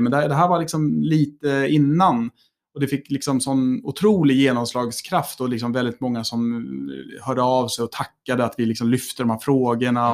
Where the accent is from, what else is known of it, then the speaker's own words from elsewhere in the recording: Älmsta, Stockholm County, Sweden; när jag var yngre, så när jag var i Älmstad så kände jag mig nog väldigt mycket som kanske en stockholmare